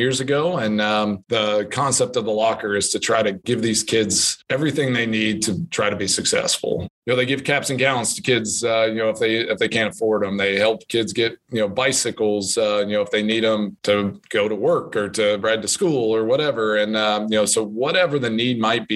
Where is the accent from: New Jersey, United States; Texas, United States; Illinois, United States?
Texas, United States; moved away as an adult; now in Green Bay, United States; growing up in Texas